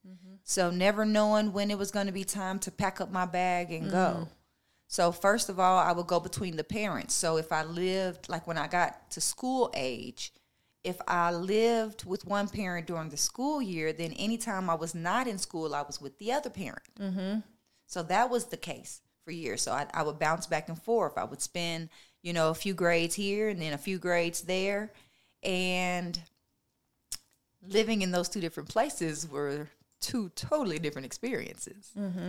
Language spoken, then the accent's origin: English; Nashville, Tennessee, United States; also born or lived in Tampa, Florida / Columbus, Ohio / Minnesota / California; But I was raised in Nashville, Tennessee, and Tampa, Florida. Those are the two places that I invested the most of my life.